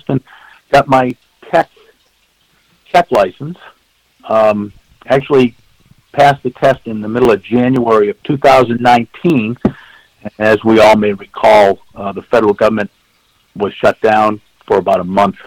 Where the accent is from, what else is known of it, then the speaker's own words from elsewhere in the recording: Lynnfield, Massachusetts, United States; I grew up in the North Shore of Massachusetts in Lynnfield